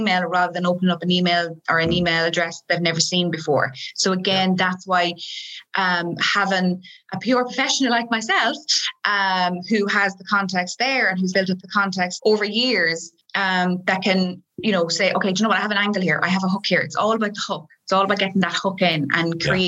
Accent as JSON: {"language": "English", "town": "Galway", "region": "Connacht", "country": "Ireland", "said": "I'm from Galway"}